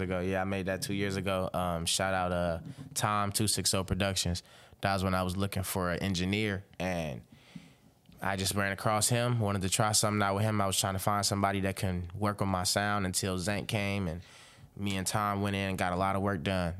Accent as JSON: {"language": "English", "town": "Robbins", "region": "Illinois", "country": "United States", "moved": "yes", "lives_now": "Fort Wayne, United States", "said": "I reside in Fort Wayne, but I am from Robbins, Illinois. It's a small town outside Chicago"}